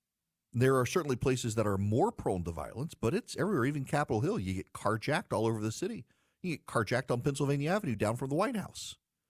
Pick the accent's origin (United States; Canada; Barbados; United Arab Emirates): United Arab Emirates; Dubai; because I grew up overseas. I grew up in Dubai.